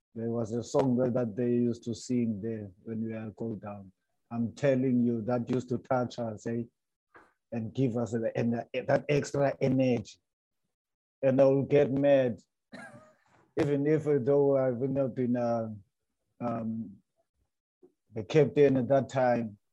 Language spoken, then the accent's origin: English; Cape Town, Western Cape, South Africa; also born or lived in Transkei; I'm from Cape Town, and you know us here in Cape Town